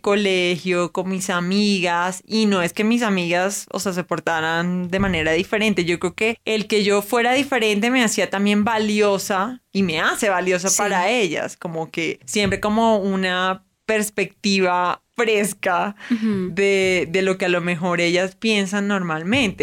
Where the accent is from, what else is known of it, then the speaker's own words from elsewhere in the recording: Barranquilla, Atlántico, Colombia; now in Bogotá, Colombia; soy barranquillera, no de Venezuela